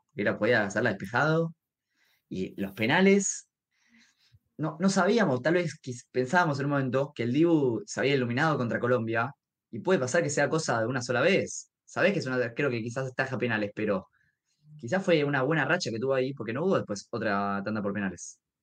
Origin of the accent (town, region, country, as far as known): Argentina